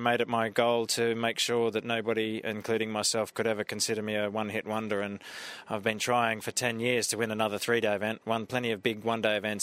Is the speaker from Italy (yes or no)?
no; Australia; being Australian